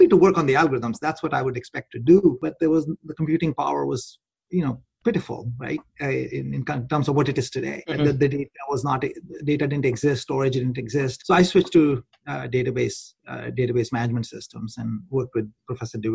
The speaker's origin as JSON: {"language": "English", "country": "India", "tie": "born or raised there", "also_born_or_lived": "Gwalior", "said": "I grew up in India"}